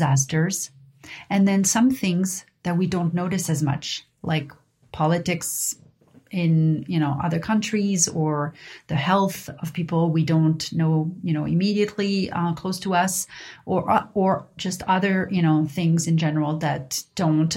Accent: Paris, Île-de-France, France; growing up in Paris

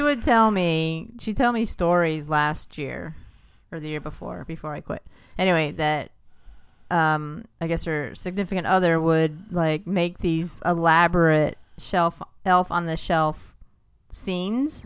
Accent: New York, United States; I grew up in New York

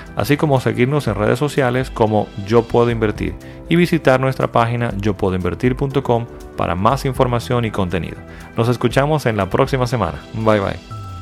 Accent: Dominican Republic; mi país, República Dominicana

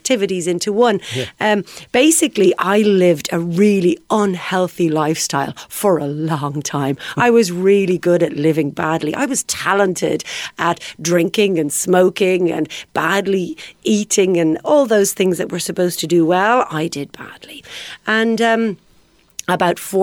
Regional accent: Ireland; I'm Irish.

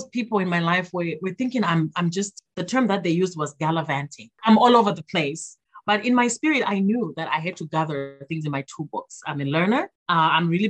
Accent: Zimbabwe; now in Minnesota, United States; my home country of Zimbabwe

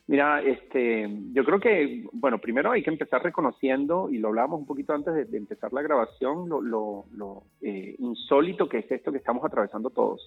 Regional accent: Caracas, Capital District, Venezuela; en el edificio donde yo crecí en Caracas, en Venezuela

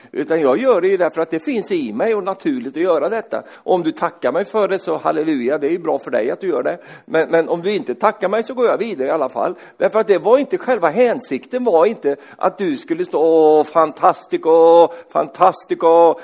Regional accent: Sweden; Jag är ju svensk

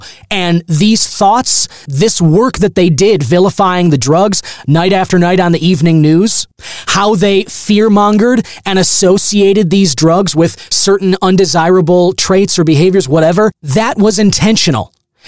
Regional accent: United States; we, as the American people

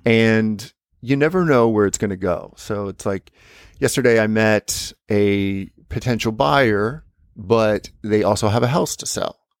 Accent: United States; moved away; Like, so I'm an American.

